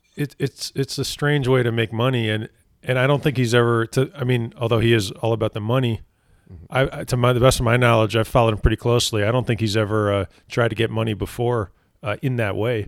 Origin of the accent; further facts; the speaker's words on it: New Jersey, United States; my home state of New Jersey.